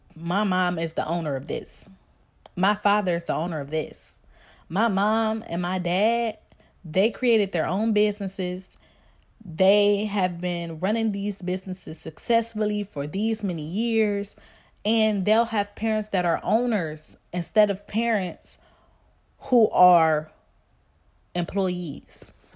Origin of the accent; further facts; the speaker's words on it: Cleveland, Ohio, United States; I'm from Cleveland, Ohio, and if you from Cleveland, I'm from down the way